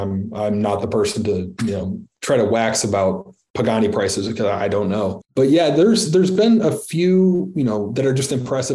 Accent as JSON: {"language": "English", "region": "Midwest", "country": "United States", "said": "I'm still a Midwesterner at heart"}